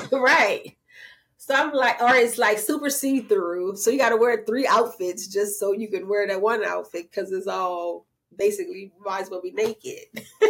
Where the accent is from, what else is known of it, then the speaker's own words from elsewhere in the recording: New Orleans, Louisiana, United States; I'm from the Seven Ward